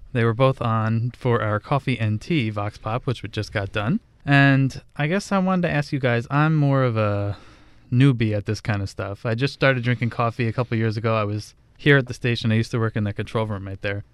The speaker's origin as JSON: {"language": "English", "region": "New Jersey", "country": "United States", "tie": "born or raised there", "said": "I grew up in New Jersey, an Italian family"}